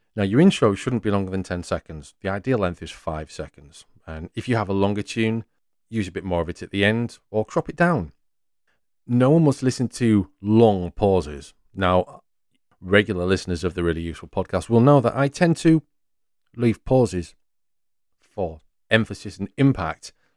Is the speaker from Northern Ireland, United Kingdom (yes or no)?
no; North East England, United Kingdom; I'm from the northeast of England, and while I expect you can pick up my words and accent pretty well